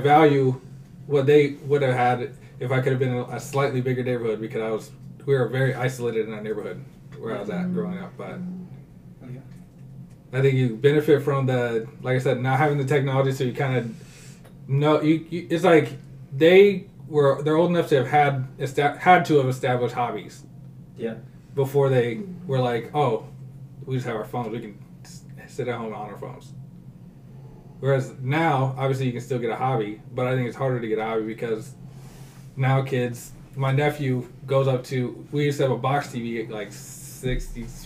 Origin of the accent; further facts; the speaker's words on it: Iowa, United States; we grew up in Iowa